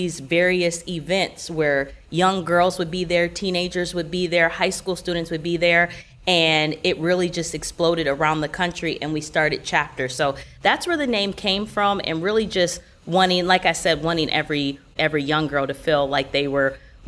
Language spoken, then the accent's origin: English; Grand Rapids, Michigan, United States; moved away as an adult; now in Orlando, United States; I did grow up in Michigan. I'm originally from Grand Rapids, went to Michigan State University, and then once I graduated from college, I ended up moving down to Florida.